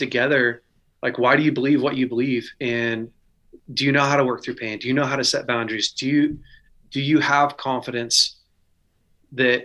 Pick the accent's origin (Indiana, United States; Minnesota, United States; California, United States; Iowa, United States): California, United States; Weaverville; also born or lived in Redding, California; I grew up in Weaverville, California, Northern California, a small town of about 3,000.